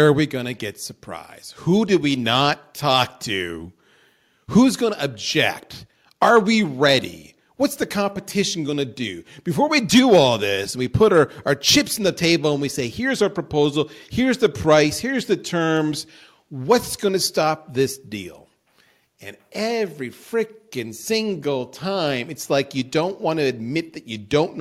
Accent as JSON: {"language": "English", "region": "Ontario", "country": "Canada", "tie": "born or raised there", "said": "I grew up just outside Detroit on the Canadian side"}